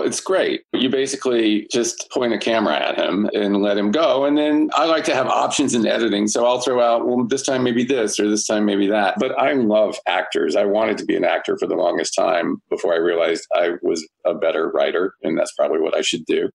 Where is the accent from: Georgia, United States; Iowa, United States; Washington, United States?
Georgia, United States; Marietta; moved away as an adult; also born or lived in New York City; now in Los Angeles, United States; I went home to my hometown of Marietta, Georgia